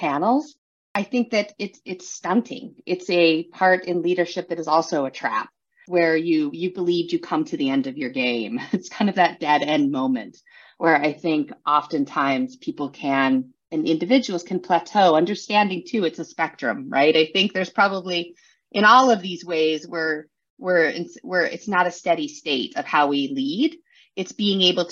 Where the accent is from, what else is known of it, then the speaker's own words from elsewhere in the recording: San Juan Islands, Washington, United States; I grew up in the San Juan Islands up in Washington State in the U.S.